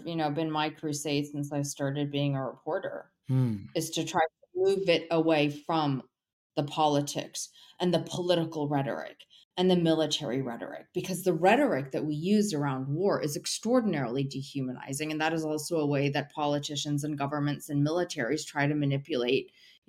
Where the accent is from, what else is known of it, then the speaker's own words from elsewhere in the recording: United States; I was driven into, you know, journalism because I am Syrian American, and 9/11 had happened, and the anti-Arab rhetoric was just out of control.